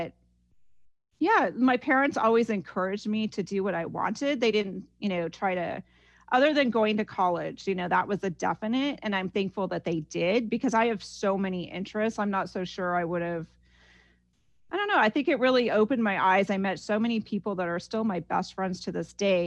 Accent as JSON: {"language": "English", "town": "Ames", "region": "Iowa", "country": "United States", "tie": "born or raised there", "moved": "yes", "lives_now": "Los Angeles, United States", "said": "growing up in Iowa was a wonderful experience for me."}